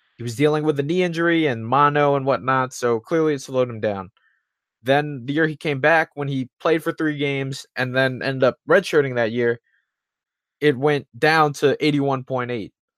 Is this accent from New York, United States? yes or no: yes; New York, United States; as a New Yorker